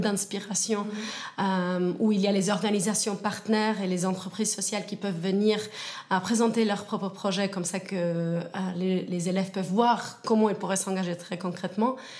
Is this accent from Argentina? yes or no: yes; Argentina; moved away as an adult; now in Switzerland; je suis suissesse, mais née en Argentine